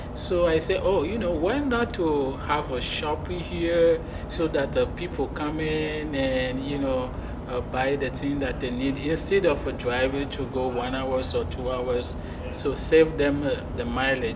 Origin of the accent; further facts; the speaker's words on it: Togo; English is a second language; moved away as an adult; now in Muscatine, United States; I was born and raised in Africa and then I came in US in 2011